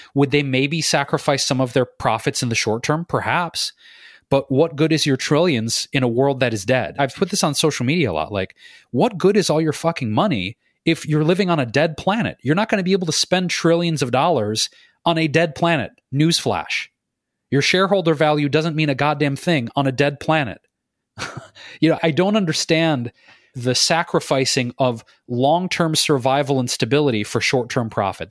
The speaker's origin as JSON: {"language": "English", "town": "Detroit", "region": "Michigan", "country": "United States", "tie": "born or raised there", "said": "In my hometown of Detroit"}